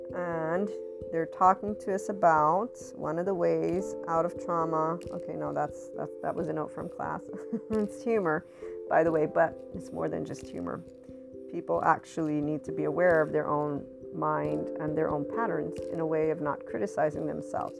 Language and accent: English; United States; I'm also from the West. I'm Italian American, so I have biculturalism